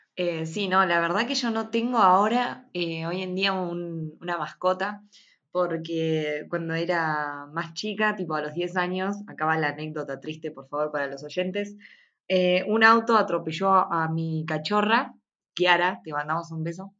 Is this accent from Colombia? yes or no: no; Bahía Blanca, Buenos Aires Province, Argentina; no toda mi vida en Bahía Blanca, como que me sentiría muy asfixiada viviendo toda mi vida en la misma ciudad